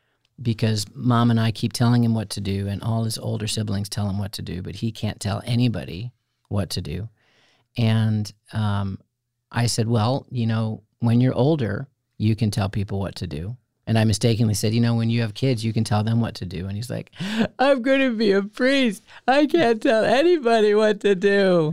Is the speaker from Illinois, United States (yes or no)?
yes; outside of Chicago, Illinois, United States; No, I was raised outside of Chicago.